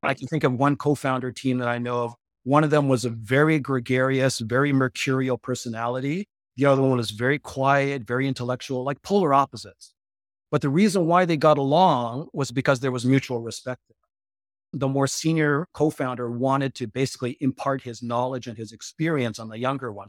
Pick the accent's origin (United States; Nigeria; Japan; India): Japan; I grew up in Japan.